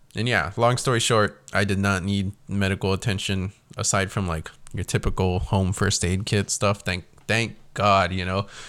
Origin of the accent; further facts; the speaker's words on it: South Texas, United States; I was born and raised in South Texas